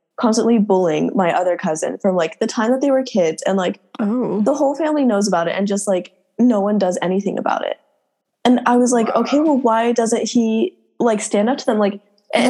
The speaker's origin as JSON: {"language": "English", "country": "United States", "tie": "born or raised there", "said": "We're literally American"}